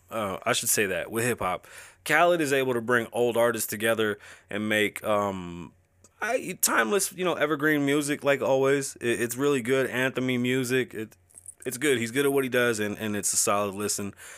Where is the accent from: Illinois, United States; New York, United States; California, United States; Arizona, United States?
New York, United States; New York City; now in Las Vegas, United States; I was born and raised, birthed in the Bronx.